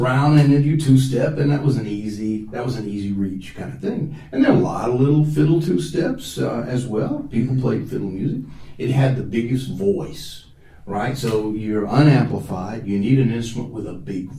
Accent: Southwest, United States; moved away as an adult; now in Japan; I grew up kind of in Southwest

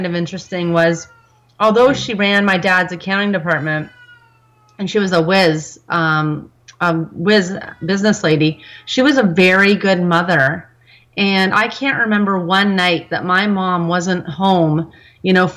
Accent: Markham, Ontario, Canada; also born or lived in Scarborough; I was born here in Canada, actually in Scarborough, and grew up in Markham, and am still a Markham resident.

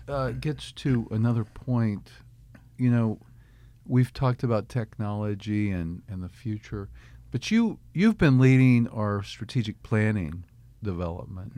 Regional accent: Kansas City, Missouri, United States; also born or lived in Michigan / Pennsylvania; now in Arkansas, United States; I grew up in Kansas City, Missouri, moved here from Michigan, lived in Pennsylvania before

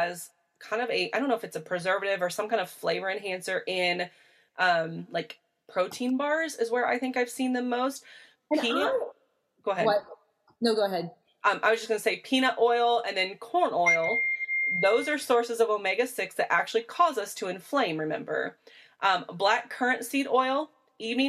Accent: Midwest, United States; I am from the Midwest. We are, when we say we're corn fed, we are literally corn fed

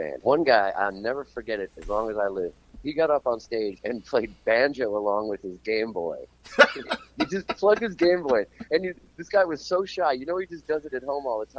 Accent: Tucson, Arizona, United States; moved away as an adult; now in Melbourne, Australia; I'm from Tucson. I started doing this in Tucson

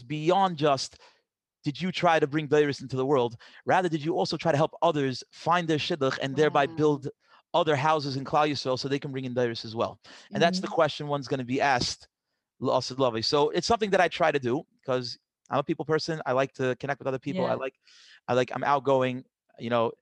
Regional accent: New York City, New York, United States; I grew up in Queens

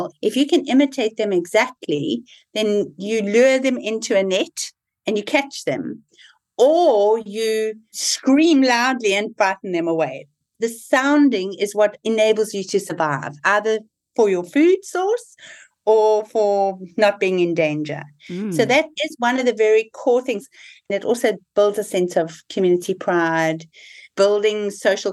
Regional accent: South Africa; moved away; So I'm South African born, and a lot of my thinking is very shaped by having been born in South Africa. I lived through the apartheid transition.

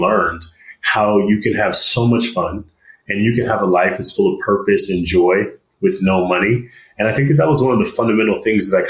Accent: Stockton, California, United States; I grew up in Stockton, California

